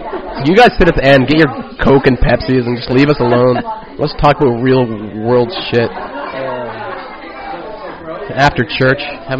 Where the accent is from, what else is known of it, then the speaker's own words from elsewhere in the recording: Nova Scotia, Canada; moved away as an adult; now in Victoria, Canada; I'm from Nova Scotia.